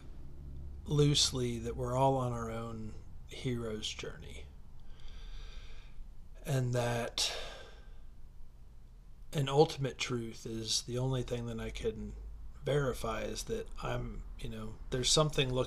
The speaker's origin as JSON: {"language": "English", "town": "Troy", "region": "Ohio", "country": "United States", "tie": "born or raised there", "also_born_or_lived": "Carson City, Nevada", "said": "I was born in Carson City, Nevada at 11:15 p.m. on September 7th, 1976. I moved to Ohio when I was 4. I went to Troy High School"}